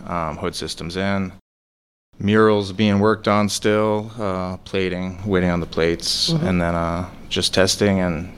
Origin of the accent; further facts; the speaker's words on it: Boston, Massachusetts, United States; now in St. Petersburg, United States; I'm from New England